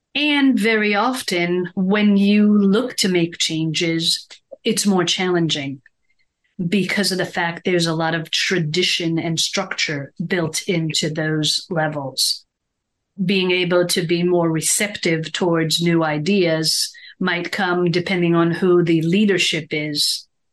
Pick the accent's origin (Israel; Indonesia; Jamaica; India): Israel; moved away; growing up in Israel, we're very ingrained in European culture